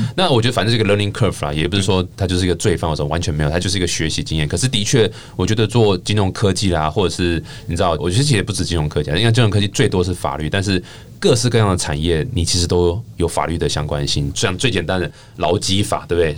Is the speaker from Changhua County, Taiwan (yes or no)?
no; Taichung, Taiwan; 因为我台中人嘛